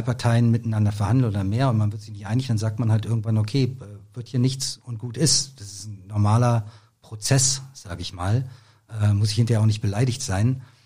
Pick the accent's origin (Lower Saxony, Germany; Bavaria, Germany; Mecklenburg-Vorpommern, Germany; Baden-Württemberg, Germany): Mecklenburg-Vorpommern, Germany; Rostock; now in Berlin, Germany; ich bin, wie gesagt, in Rostock aufgewachsen, bin dann 1990 ähm, nach Berlin gekommen